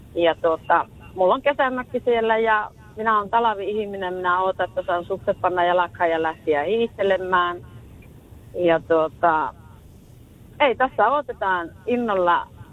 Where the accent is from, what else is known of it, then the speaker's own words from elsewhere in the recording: Rovaniemi, Lapland, Finland; moved away; also born or lived in Tampere; Minä olen, minä olen Rovaniemeltä kotoisin